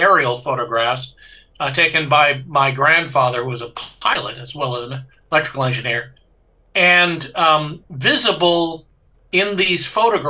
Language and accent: English; Paris, Île-de-France, France; born there; So I was born in Paris.